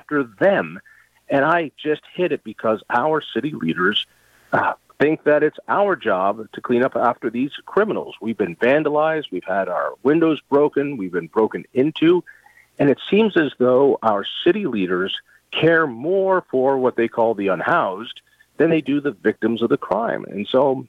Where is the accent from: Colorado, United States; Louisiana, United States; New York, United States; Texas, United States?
Colorado, United States; I grew up in Colorado, and it's just such a beautiful place.